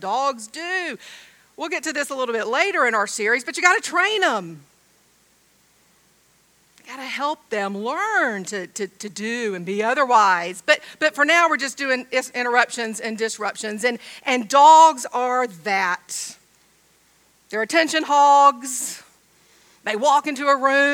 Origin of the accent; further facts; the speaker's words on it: Georgia, United States; I'm from Georgia, I say dog.